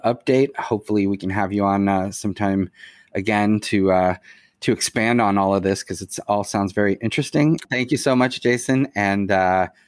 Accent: New York, United States; moved away as an adult; now in California, United States; as a New Yorker, I'm, you know, relocated, I guess, out to Cali right now

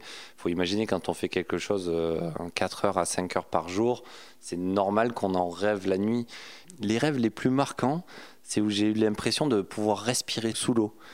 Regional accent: Aubagne, Provence-Alpes-Côte d'Azur, France; accent: southern; C'était euh, à Aubagne, à côté de Marseille, le pays de Marcel Pagnol. Donc euh, d'où cet accent apparemment, la garrigue et la bonne nourriture du sud.

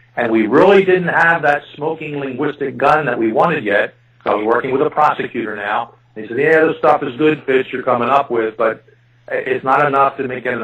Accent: Philadelphia, Pennsylvania, United States; I was born and raised in Philadelphia, and yes, my fellow citizens of this area still pronounce H2O as water.

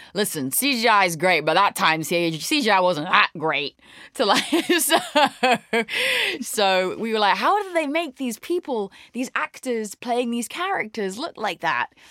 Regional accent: London, United Kingdom; moved away as an adult; now in Los Angeles, United States; I grew up in London in the UK. There's the accent.

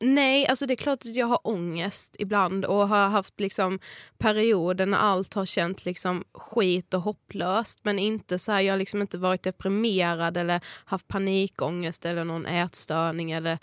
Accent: Karlshamn, Blekinge, Sweden; moved away as an adult; now in Stockholm, Sweden; vi kommer ju från Karlshamn, Blekinge

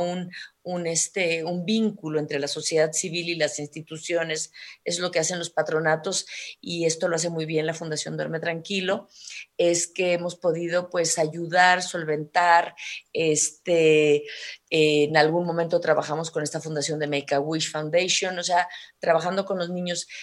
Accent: Mexico; como mexicana

